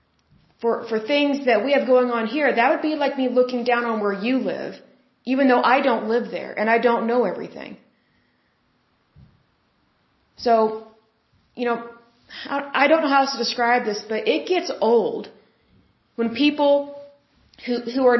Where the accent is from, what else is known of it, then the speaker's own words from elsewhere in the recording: Oklahoma, United States; I'm from Oklahoma and we're close to the border